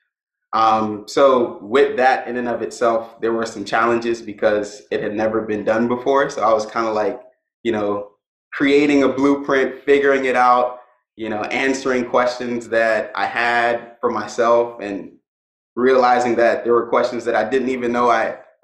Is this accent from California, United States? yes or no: no; Miami, Florida, United States; I was born and raised in Miami and went to school